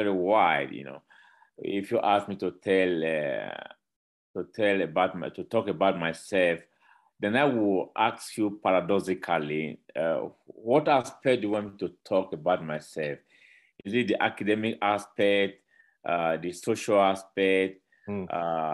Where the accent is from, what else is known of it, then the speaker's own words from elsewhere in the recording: Edo, Nigeria; now in Mexico; Originally, I'm a Nigerian. I was born in Edo State, in Nigeria